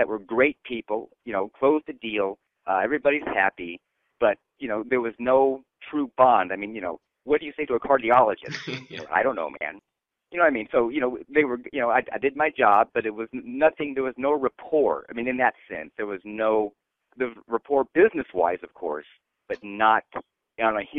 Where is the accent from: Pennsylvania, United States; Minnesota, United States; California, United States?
California, United States; Garden Grove; I'm a California native. I grew up in Garden Grove, which is a little town in Orange County next to Disneyland